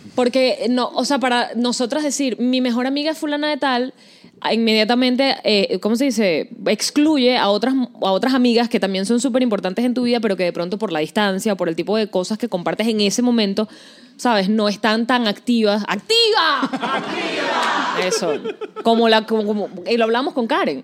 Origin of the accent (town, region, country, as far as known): Venezuela; moved away